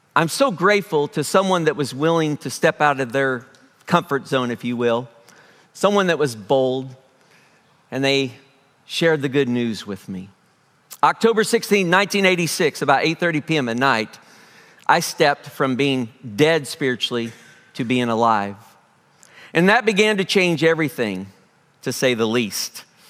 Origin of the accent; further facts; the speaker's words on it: Springfield, United States; I am from Springfield, grew up here in Springfield